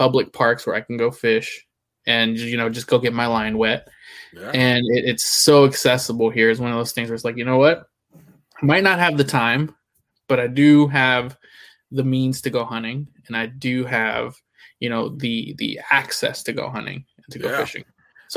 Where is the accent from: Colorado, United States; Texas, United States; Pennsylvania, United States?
Texas, United States; Houston; now in New Jersey, United States; I grew up in Houston